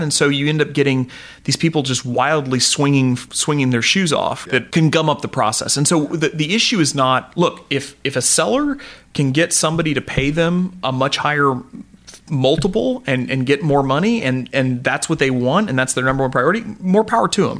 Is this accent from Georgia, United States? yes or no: no; Joplin, Missouri, United States; I come from Joplin, Missouri, so uh, you know, farming community as well down there